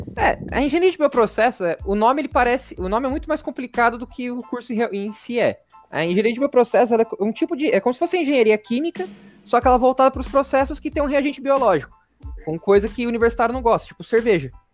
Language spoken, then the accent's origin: Portuguese; Rio Claro, São Paulo, Brazil; moved away as an adult; also born or lived in Itajubá, Minas Gerais; now in São Paulo, Brazil; eu nasci em São Paulo, meus pais saíram daqui quando eu, quando eu tinha acho que quatro anos, que eles, meu pai arranjou um emprego no interior, a gente mudou para lá, é, Rio Claro, interior de São Paulo. E aí eu, eu fiquei lá até os meus 17 anos